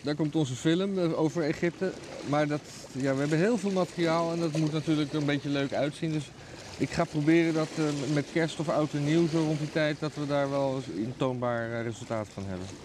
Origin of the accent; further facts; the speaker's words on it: Netherlands; als Nederlanders